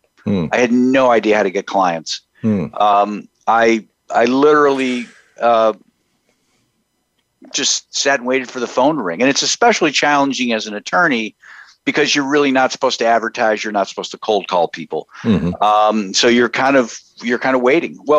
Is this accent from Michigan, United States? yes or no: yes; Houghton, Michigan, United States; moved away as an adult; now in Columbus, United States; I grew up in the Upper Peninsula of Michigan, about 4 hours north of Green Bay. Shout out to Houghton, Michigan